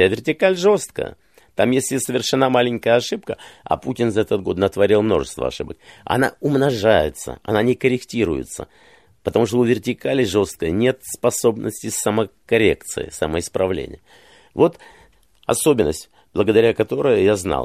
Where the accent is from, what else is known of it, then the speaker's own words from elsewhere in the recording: Kyiv, Ukraine; moved away; я родился и вырос в Киеве